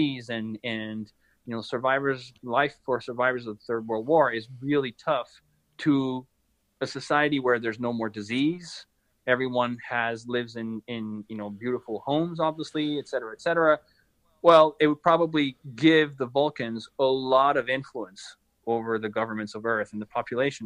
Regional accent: France; now in United States; my home country, France

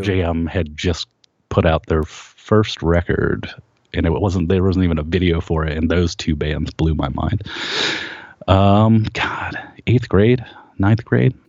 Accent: Kent, Ohio, United States; we grew up in Kent, Ohio, and it was a big college town.

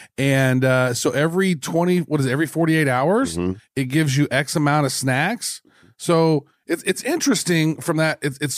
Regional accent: Midwest, United States; I'm from the Midwest.

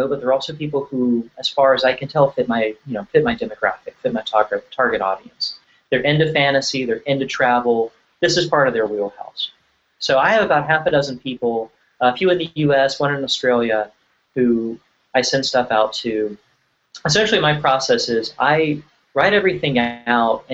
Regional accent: Virginia, United States; I grew up in Virginia

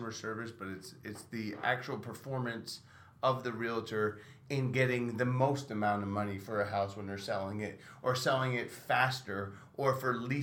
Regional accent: Minnesota, United States; We're from Minnesota

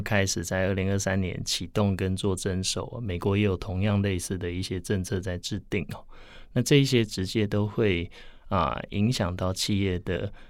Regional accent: Taiwan; 在我们台湾这边

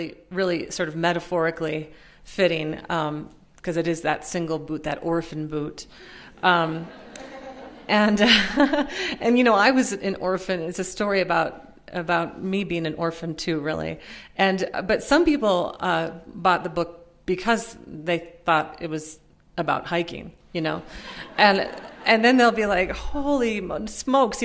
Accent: Minnesota, United States; also born or lived in Pennsylvania; I had grown up poor and working class in Minnesota, most of the time in Minnesota. I was born in Pennsylvania, but moved to Minnesota when I was about six.

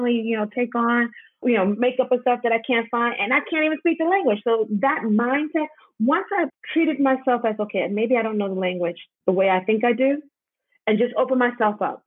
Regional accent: New York City, New York, United States; moved away; I'm from Harlem. I know English.

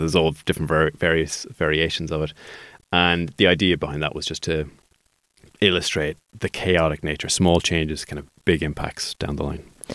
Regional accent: Sligo, Connacht, Ireland; I'm a Sligo man

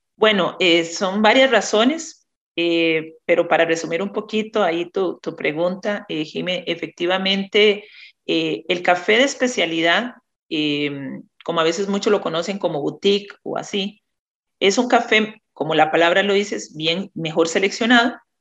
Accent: Naranjo, Alajuela, Costa Rica; now in San José, Costa Rica; vivo en San José, pero soy originaria de Naranjo, Alajuela, y ahí de una familia productora de más de ya cuatro generaciones en café

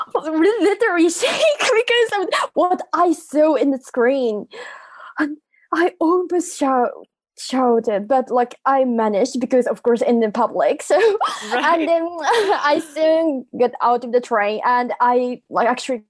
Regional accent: Japan; English is a second language; I'm from Japan, and I'm a university student senior

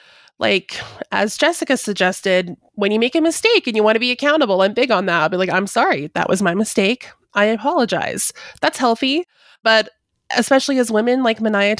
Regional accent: Canada; now in United States; I'm from Canada. I live in the US. I'm visiting Canada right now. I'm all over the place. It's kind of complicated.

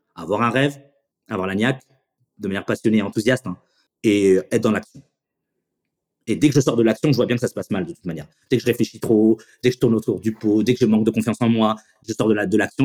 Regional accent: Chennevières-sur-Marne, Île-de-France, France; je viens du lycée Champlain de Chenevière

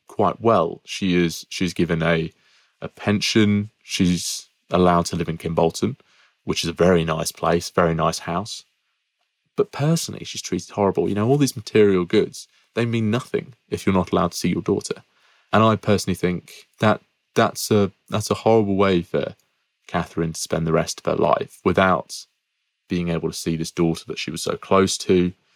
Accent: Peterborough, East of England, United Kingdom; I'm from Peterborough

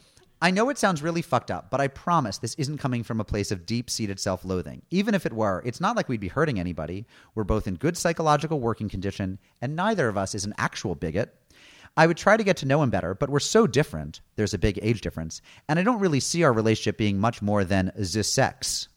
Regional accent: East Coast, United States; I'm from the East Coast. I know nothing.

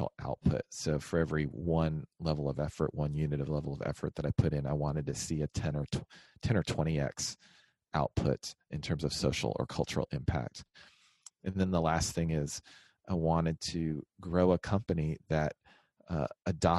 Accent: Texas, United States; We're both from Texas. So we found our way back here.

